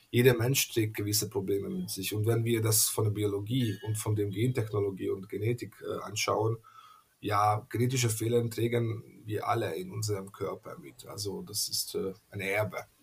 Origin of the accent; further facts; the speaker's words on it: Hungary; first language Hungarian; German is a second language; aus den Ungarischen, also aus meiner Muttersprache, weil äh, auf Ungarisch heißt gesund äh, Egész Séges